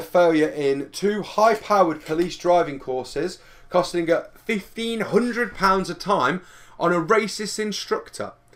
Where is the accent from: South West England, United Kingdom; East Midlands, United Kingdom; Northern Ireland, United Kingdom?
East Midlands, United Kingdom; Derby; we are from Derby